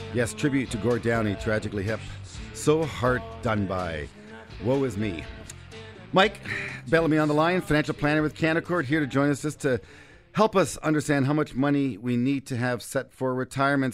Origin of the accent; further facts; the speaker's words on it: Canada; I'm Canadian